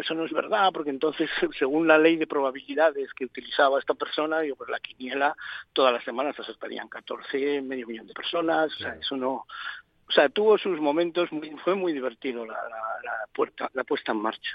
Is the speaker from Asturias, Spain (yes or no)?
yes; Asturias, Spain; yo soy asturiano, y ya en Asturias jugábamos todos